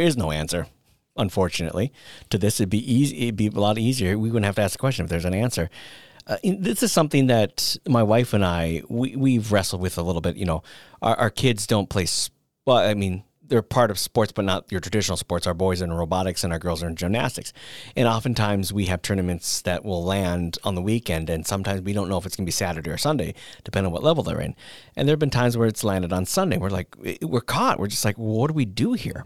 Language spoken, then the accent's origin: English; northern Minnesota, United States; in my hometown that I grew up in, in northern Minnesota